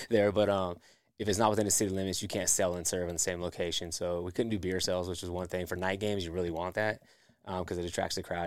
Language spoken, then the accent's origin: English; Goldsboro, North Carolina, United States; I'm originally from Goldsboro